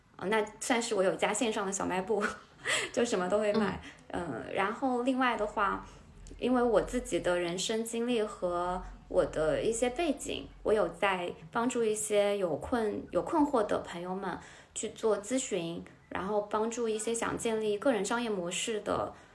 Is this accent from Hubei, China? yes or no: yes; Hubei, China; now in Hangzhou, China; 我来自湖北的一嗯个十八线城市，然后我爸爸是律师，我妈妈是老师